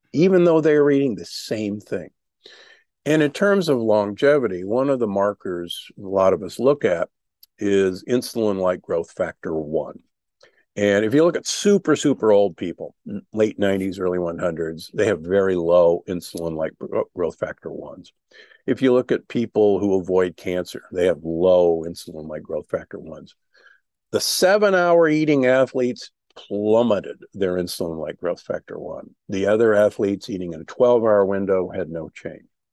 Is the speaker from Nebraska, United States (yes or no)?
yes; Omaha, Nebraska, United States; I grew up in Omaha, Nebraska, the beef capital of America